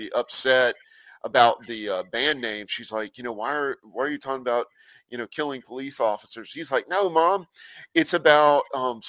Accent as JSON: {"language": "English", "town": "Statesboro", "region": "Georgia", "country": "United States", "tie": "born or raised there", "said": "Statesboro, Georgia, which is my hometown"}